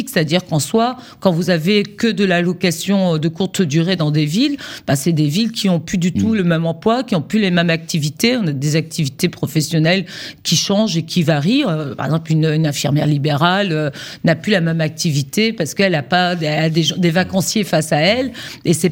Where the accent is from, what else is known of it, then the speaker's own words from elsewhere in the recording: Brittany, France; comme chez moi en Bretagne, où on accumule un peu les attraits